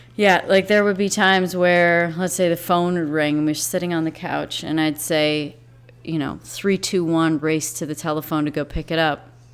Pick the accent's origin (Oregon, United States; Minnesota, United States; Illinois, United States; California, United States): Illinois, United States; South Beloit; also born or lived in England; I was born in Beloit, Wisconsin, but we grew up in South Beloit, Illinois